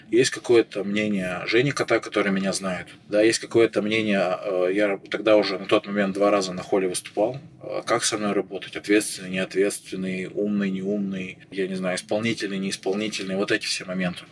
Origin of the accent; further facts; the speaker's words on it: Chelyabinsk, Chelyabinsk Oblast, Russia; moved away as an adult; now in Saint Petersburg, Russia; я и сам из Челябинска, я из Челябинска выезжал